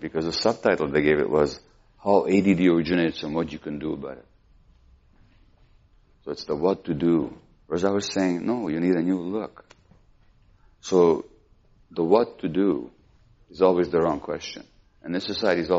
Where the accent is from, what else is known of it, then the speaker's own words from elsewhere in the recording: Hungary; we're Jewish, we grew up in Hungary